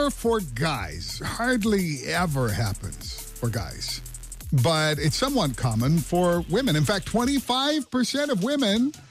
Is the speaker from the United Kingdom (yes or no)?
yes; England, United Kingdom; So my daughter, my daughter, obviously I'm from England.